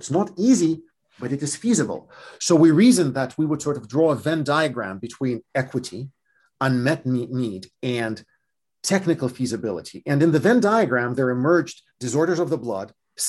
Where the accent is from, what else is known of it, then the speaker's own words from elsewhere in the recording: California, United States; Now we turn to my home state of California. There are 10,000 of my fellow Californians with sickle cell disease.